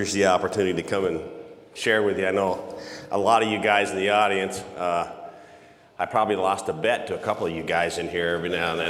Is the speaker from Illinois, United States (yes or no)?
no; San Luis Obispo, California, United States; moved away as an adult; now in Memphis, United States; I mean, we've lived in Memphis since 1992. And we're originally from San Luis Obispo, California.